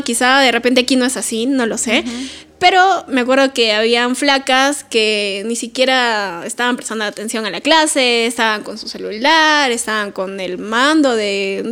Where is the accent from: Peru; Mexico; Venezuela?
Peru; Lima; no sé si todos los colegios ahí en Lima serán así, pero en mi cole mis directores sí le daban mucha importancia